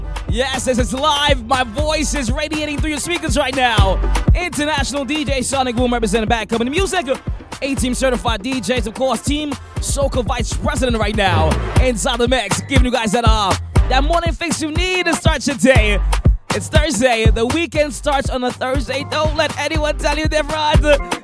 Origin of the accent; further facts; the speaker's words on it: New Jersey, United States; I can say my hometown, my home city, my home state, sorry. I've been here for the better part of 22 years of my life. New Jersey.